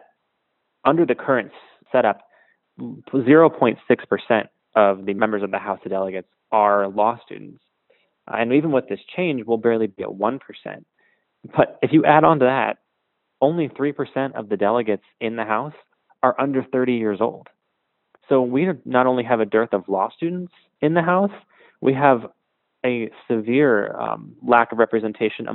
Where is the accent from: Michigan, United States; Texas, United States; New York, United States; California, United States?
California, United States; San Francisco; this year in San Francisco, my hometown